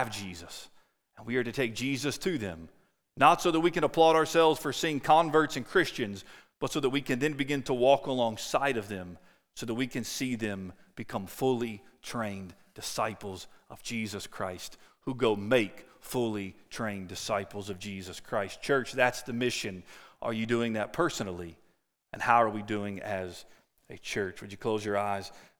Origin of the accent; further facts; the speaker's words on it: Winchester, Kentucky, United States; what I consider my hometown in Winchester, Kentucky